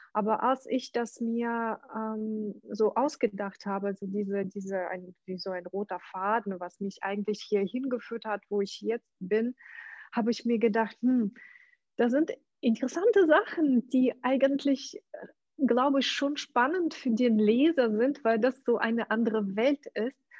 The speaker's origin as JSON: {"language": "German", "country": "Ukraine", "tie": "born or raised there", "second_language": "German", "moved": "as an adult", "lives_now": "Germany", "said": "also geboren bin ich in der Ukraine."}